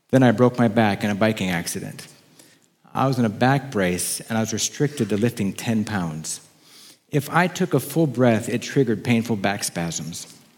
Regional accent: Oklahoma, United States; also born or lived in Wisconsin; In third grade, we moved from Wisconsin to Oklahoma so that my dad could enroll at Rainbow Bible College

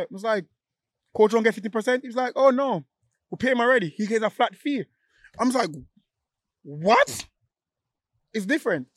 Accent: Jamaica; I'm still Jamaican.

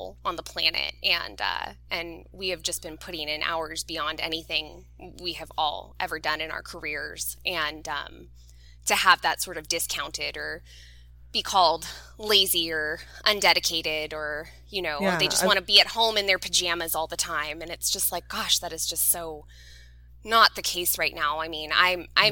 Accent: Southern California, United States; I'm a Southern California girl through and through. I've only ever lived in Southern California

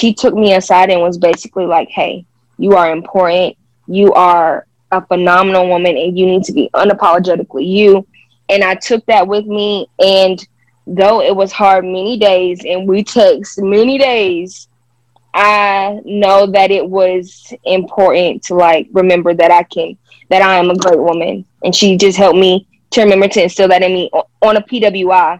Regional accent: Conway, South Carolina, United States; Since I came from Conway High School, I had so many beautiful Black women to look up

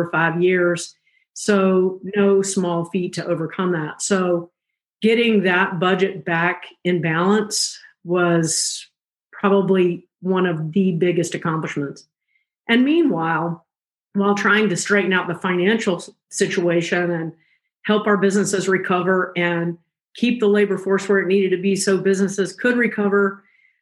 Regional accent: South Carolina, United States; moved away as an adult; also born or lived in Georgia / Clark County, Nevada; I grew up in South Carolina.

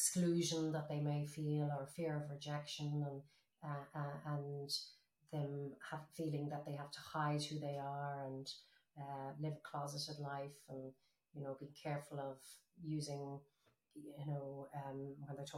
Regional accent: Ireland; my generation experienced growing up in Ireland

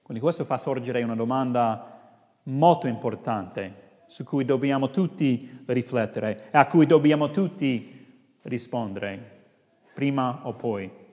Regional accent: United States; now in Rome, Italy; sono statunitense ma sono in Italia da tanti anni

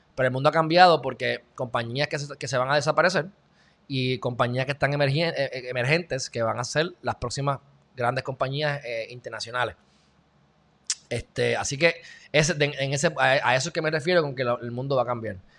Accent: Puerto Rico; soy puertorriqueño

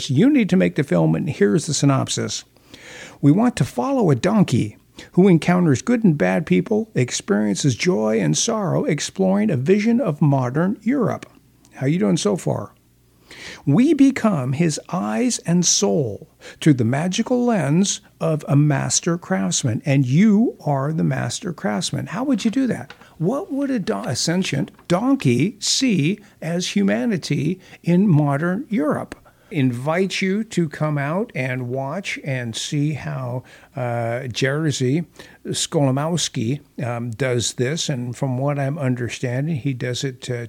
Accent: Southern California, United States; when I was growing up in Southern California

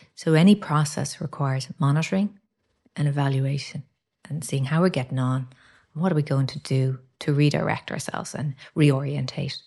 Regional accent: Ireland; characteristics we have as Irish people.

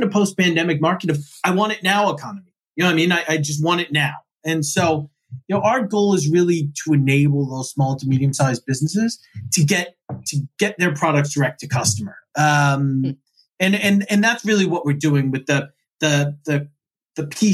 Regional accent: East Coast, United States; I grew up on the East Coast

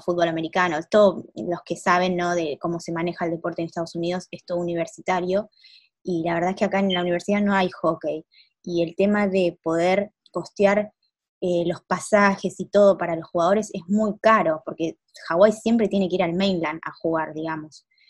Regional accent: Argentina; moved away; yo extraño bastante muchas cosas de Argentina

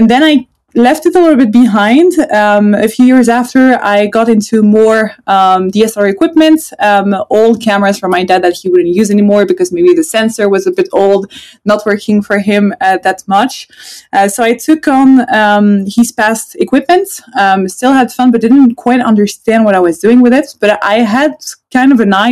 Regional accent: Switzerland; also born or lived in Sweden; initially I'm from Sweden. So I have half my family coming from Sweden, half of it's coming from France. And then we moved when I was a kid to Switzerland. So I've been living my whole life in Switzerland

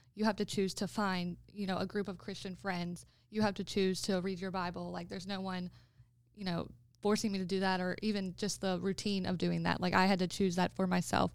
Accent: Florence, South Carolina, United States; moved away as an adult; also born or lived in Rock Hill, South Carolina; I'm from Florence, South Carolina, which is two hours away from Rock Hill

